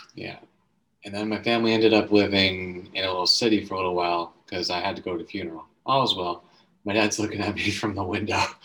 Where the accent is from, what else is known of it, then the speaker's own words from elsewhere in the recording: the Maritimes, Canada; I'm a Canadian man.